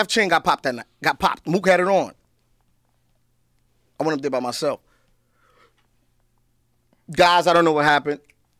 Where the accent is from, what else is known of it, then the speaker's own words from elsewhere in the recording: New York City, New York, United States; That's just the way I talk, man. I'm from Harlem, man.